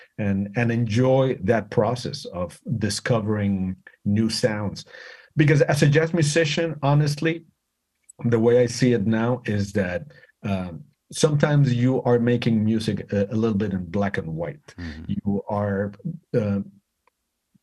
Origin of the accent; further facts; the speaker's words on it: Mexico City, Mexico; moved away as an adult; now in United States; I'm from Mexico City. I'm Mexican 100%. I moved to the States when I was 21